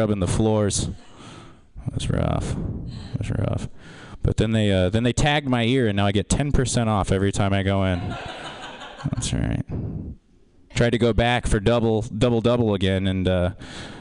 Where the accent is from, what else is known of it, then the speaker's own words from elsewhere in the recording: Kansas, United States; now in San Francisco, United States; I'm not from here. I'm from Kansas